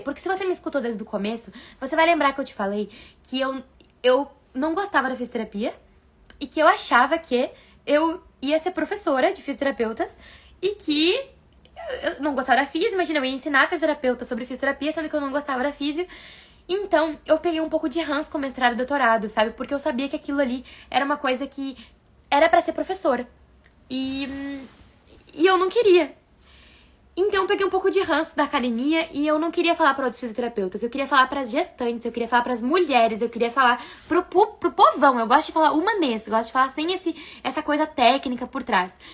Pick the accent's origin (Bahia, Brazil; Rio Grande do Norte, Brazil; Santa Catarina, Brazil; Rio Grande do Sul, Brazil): Rio Grande do Sul, Brazil; Taquara; moved away; also born or lived in Porto Alegre / São Paulo; eu sou de Taquara, capital do Sorriso, no interior do Rio Grande do Sul, que veio para Porto Alegre